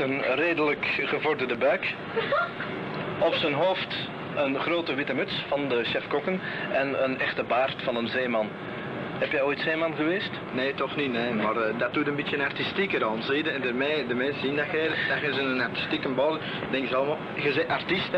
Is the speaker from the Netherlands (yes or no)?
no; Antwerp, Flanders, Belgium; moved away; ik ben een echte Antwerpenaar